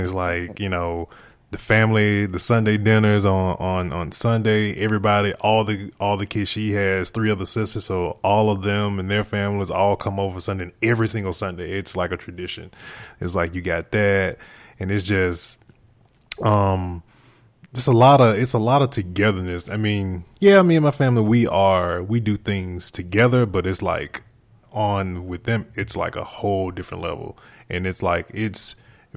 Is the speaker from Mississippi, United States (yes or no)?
yes; Mississippi, United States; moved away; I'm from Mississippi.